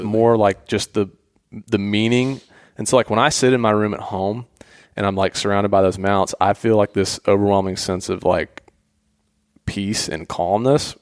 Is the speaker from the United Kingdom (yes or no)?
no; Atlanta, Georgia, United States; I grew up in Atlanta